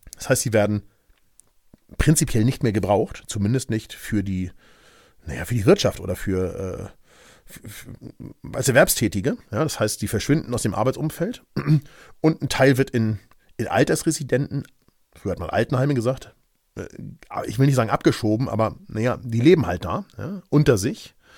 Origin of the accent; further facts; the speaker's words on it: Germany; bei uns in Deutschland